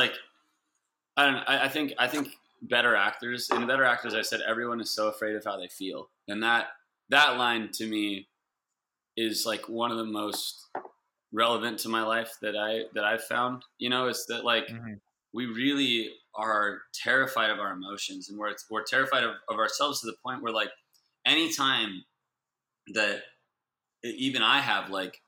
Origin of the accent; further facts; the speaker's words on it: Santa Barbara, California, United States; now in Los Angeles, United States; I'm from Santa Barbara